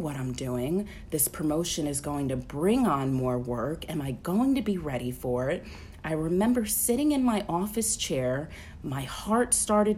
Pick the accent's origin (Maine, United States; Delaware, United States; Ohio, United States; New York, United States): New York, United States; moved away as an adult; now in Alabama, United States; I'm from New York. I moved to Alabama in 2010